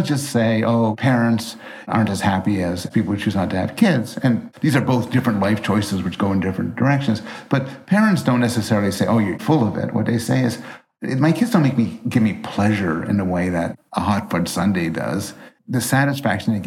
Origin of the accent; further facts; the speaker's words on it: Montreal, Quebec, Canada; I was raised in Montreal, and I took French all the time for hours, and I am horrible at it.